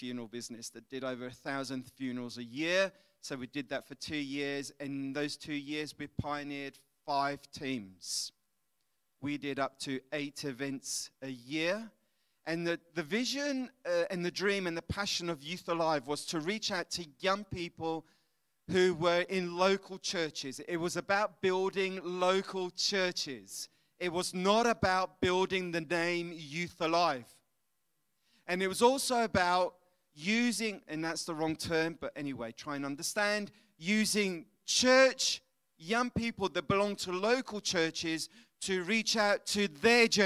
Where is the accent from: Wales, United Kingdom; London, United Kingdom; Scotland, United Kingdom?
London, United Kingdom; moved away as an adult; now in Italy; But my grandparents are Italians, my parents are Scottish, I'm from London, so I'm a bit mixed up.